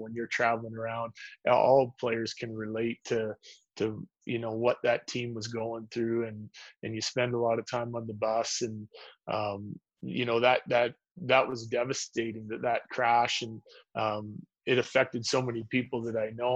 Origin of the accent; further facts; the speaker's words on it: Humboldt, Saskatchewan, Canada; also born or lived in Yorkton, Saskatchewan; I was born in Yorkton um, and grew up mostly in Humboldt